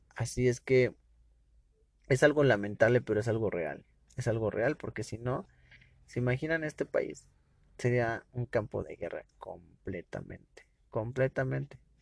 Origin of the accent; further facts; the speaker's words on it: Mexico; como ciudadano mexicano